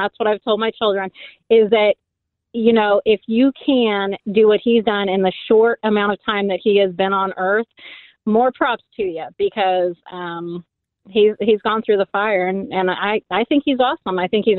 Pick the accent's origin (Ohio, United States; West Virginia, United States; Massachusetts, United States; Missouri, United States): Missouri, United States; Kansas City; I am born and raised Kansas City, Missouri.